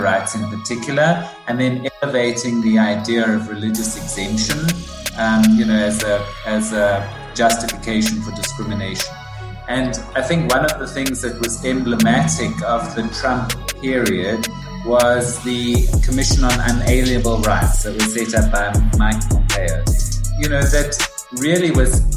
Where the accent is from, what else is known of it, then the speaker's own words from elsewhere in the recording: Johannesburg, Gauteng, South Africa; accent: South African; moved away as an adult; now in United States; I was born in 1965 in Johannesburg, so kind of in the height of apartheid, really.